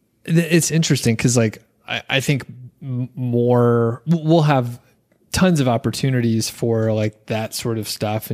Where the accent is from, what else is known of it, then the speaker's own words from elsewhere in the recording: Atlanta, Georgia, United States; now in Bozeman, United States; because we came from the Atlanta area where we have siblings across town